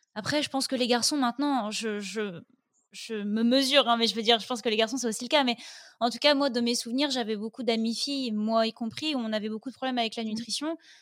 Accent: north of France, France; je viens du nord de la France

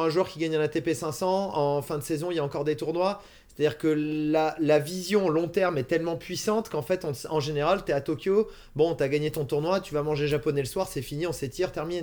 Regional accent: France; en tant que Français

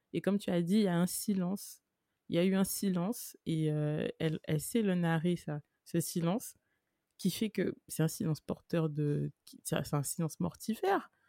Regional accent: Guadeloupe; je suis guadeloupéenne

